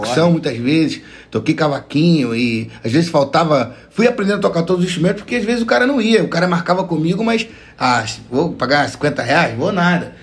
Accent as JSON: {"language": "Portuguese", "region": "Rio de Janeiro", "country": "Brazil", "tie": "born or raised there", "said": "Eu, eu sou criado em comunidade, né? Eu nasci aqui, como falei, em Piedade, próximo ao Morro do Dezoito"}